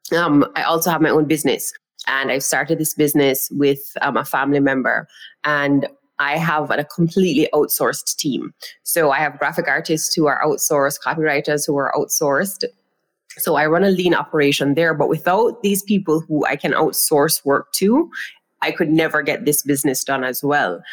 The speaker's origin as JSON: {"language": "English", "country": "Jamaica", "said": "I am from Jamaica. That's the island that I am speaking to you all from"}